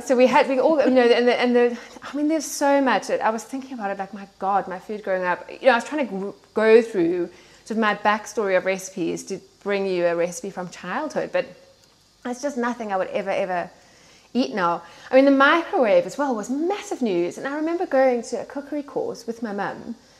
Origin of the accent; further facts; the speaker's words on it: South Africa; moved away; as you can tell from my accent, I grew up in um, in South Africa